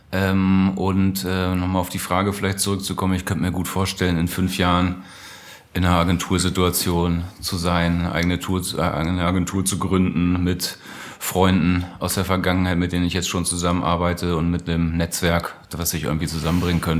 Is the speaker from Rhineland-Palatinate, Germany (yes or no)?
no; Lower Saxony, Germany; In Niedersachsen, äh, wo ich herkomme, Hannover die Ecke, ähm, im SV Eime.